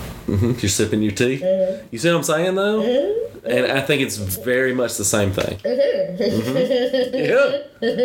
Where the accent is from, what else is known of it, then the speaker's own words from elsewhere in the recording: Alabama, United States; now in Woodstock, United States; I grew up in Alabama